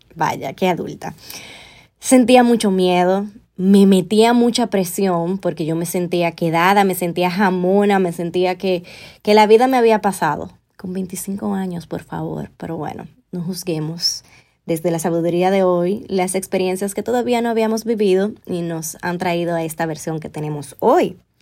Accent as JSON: {"language": "Spanish", "country": "Dominican Republic", "also_born_or_lived": "Spain", "said": "regresar con él a República Dominicana"}